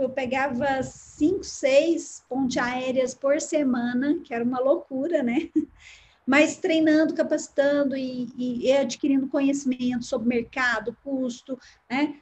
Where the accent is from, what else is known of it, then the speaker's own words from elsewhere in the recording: Uberlândia, Minas Gerais, Brazil; Eu nasci em Uberlândia, né? Sou de uma família que nasceu também aqui